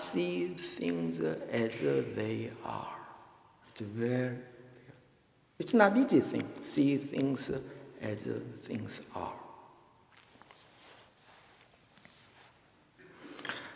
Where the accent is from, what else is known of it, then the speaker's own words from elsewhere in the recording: Daegu, South Korea; moved away; I was born in Daegu, in Korea, and my parents went to Daegu One Buddhist Temple for their whole life